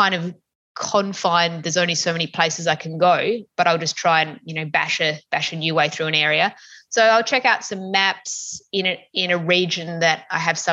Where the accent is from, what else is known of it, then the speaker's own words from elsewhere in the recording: Tasmania, Australia; growing up in Tassie